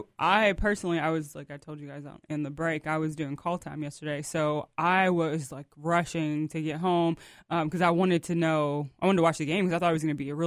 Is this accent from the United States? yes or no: yes; Ohio, United States; moved away; I was born in Ohio.